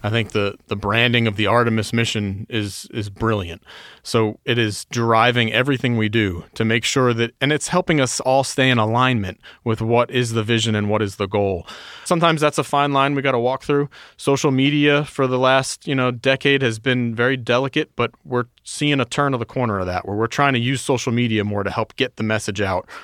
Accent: New York, United States; I was born and raised in New York, about an hour north of the city.

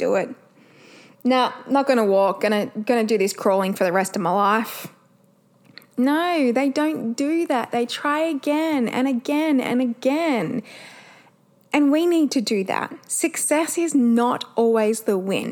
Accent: Perth, Western Australia, Australia; we're from Perth

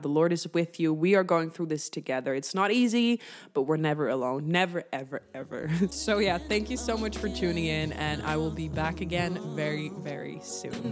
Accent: northern Netherlands, Netherlands; moved away; I grew up in the Netherlands, and in the Netherlands, we cycle everywhere

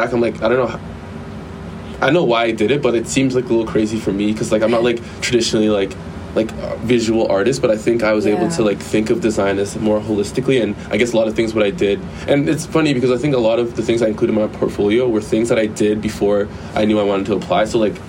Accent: Canada; moved away as an adult; now in Los Angeles, United States; I'm from Canada

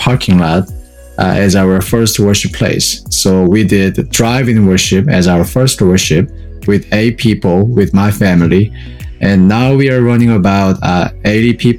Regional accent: South Korea; moved away as an adult; now in Atlanta, United States; I'm from South Korea originally, and it's been 9 years for me to stay in the U.S.

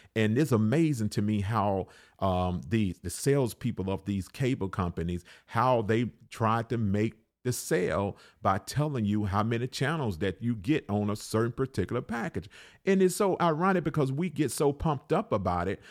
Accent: Alabama, United States; I was raised in Alabama

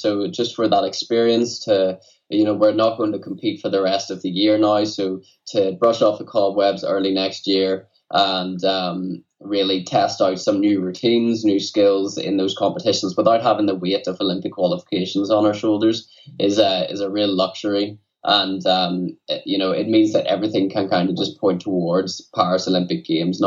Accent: Newtownards, Northern Ireland, United Kingdom; also born or lived in Dublin; my hometown, Newtownards.

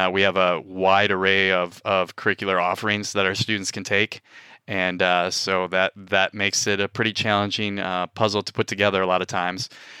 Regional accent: Wausau, Wisconsin, United States; Wisconsinite, born and raised in northern Wisconsin and in Wausau, most known for its insurance companies. But I grew up in the Midwest

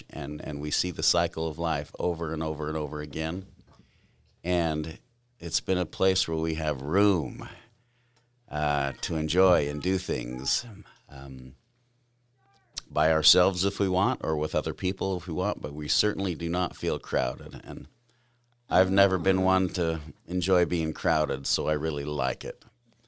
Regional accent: California, United States; Oh, sure. I was born in California. It was a fun, a nice place. I grew up with my mother's parents lived there, as well as two of her sisters.

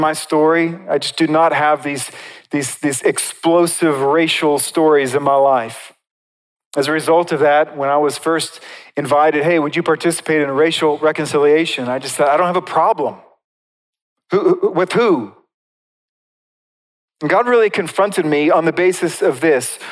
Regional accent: United States; as American Christians

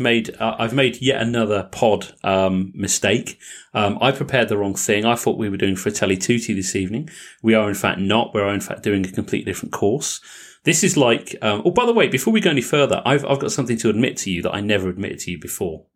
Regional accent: England, United Kingdom; accent: English; my English accent

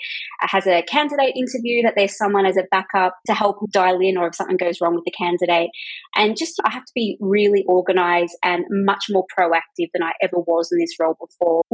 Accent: Melbourne, Victoria, Australia; moved away as an adult; also born or lived in London, United Kingdom; I'm a born and bred Melburnian

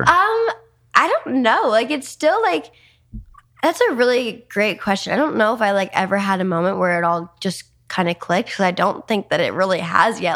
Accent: New Jersey, United States; moved away as an adult; also born or lived in New York City; now in Los Angeles, United States; I was born in New York City and raised in New Jersey

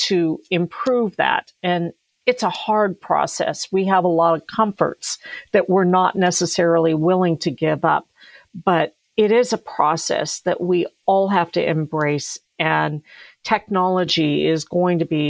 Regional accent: Colorado, United States; I grew up in Colorado

